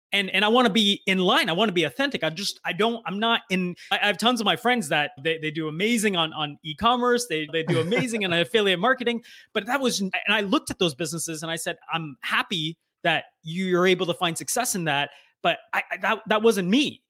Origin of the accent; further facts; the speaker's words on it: United States; also born or lived in Canada; I grew up in the U S